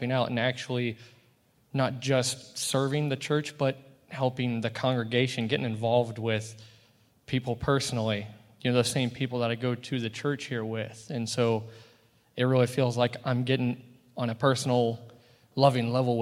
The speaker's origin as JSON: {"language": "English", "region": "Indiana", "country": "United States", "tie": "born or raised there", "moved": "as an adult", "said": "when I grew up actually in Indiana"}